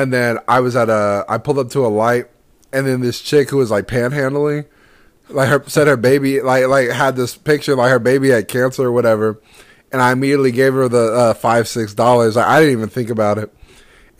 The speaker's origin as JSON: {"language": "English", "town": "Houston", "region": "Texas", "country": "United States", "tie": "born or raised there", "said": "growing up in Houston"}